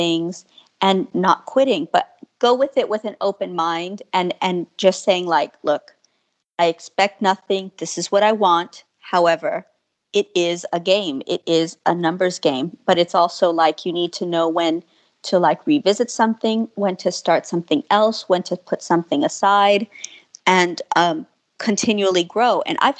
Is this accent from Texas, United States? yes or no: yes; San Antonio, Texas, United States; I'm from San Antonio, Texas.